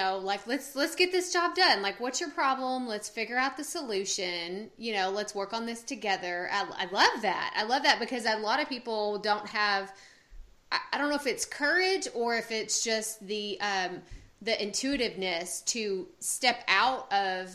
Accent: Texas, United States; I was born and raised in Texas, I've never lived anywhere else

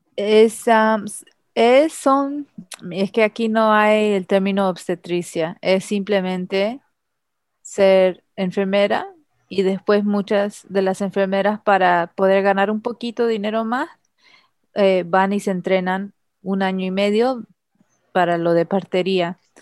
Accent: Los Angeles, California, United States; moved away as an adult; also born or lived in El Paso, Texas; now in Trinidad and Tobago; yo nací en Los Ángeles, California, Estados Unidos

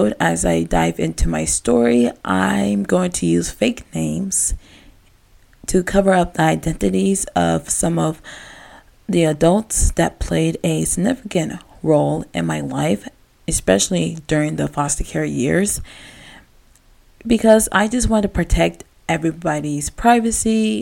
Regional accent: Gaithersburg, Maryland, United States; growing up in Gaithersburg, Maryland

